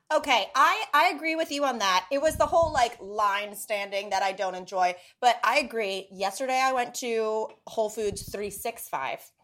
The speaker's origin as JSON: {"language": "English", "region": "North Carolina", "country": "United States", "tie": "born or raised there", "said": "I grew up in the South"}